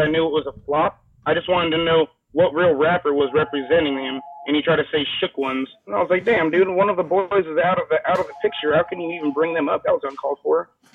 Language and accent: English; Riverside, California, United States; born and raised in California Riverside